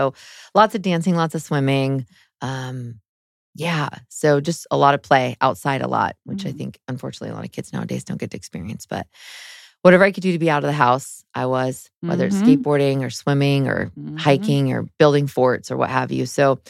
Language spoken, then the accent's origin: English; San Jose, California, United States; So I grew up in Northern California in San Jose.